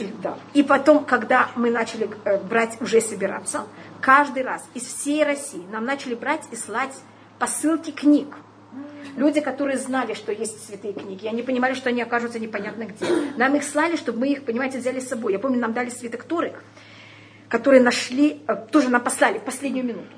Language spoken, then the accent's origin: Russian; Tashkent, Uzbekistan; я уже родилась в Ташкенте